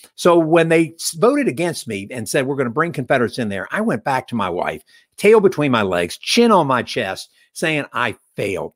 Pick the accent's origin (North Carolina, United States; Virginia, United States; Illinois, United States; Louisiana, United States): Virginia, United States; Alexandria; my childhood in Alexandria, Virginia